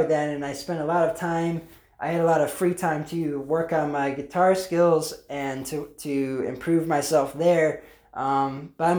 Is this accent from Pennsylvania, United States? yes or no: yes; Pennsylvania, United States; I'm from Pennsylvania